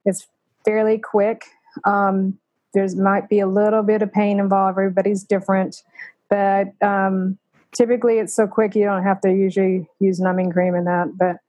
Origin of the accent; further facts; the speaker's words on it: Plano, Texas, United States; When my parents moved to Plano in 1969, so that tells you I've been he